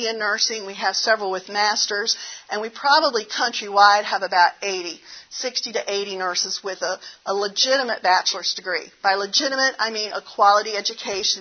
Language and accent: English; the South, United States; accent: southern; my southern accent comes out.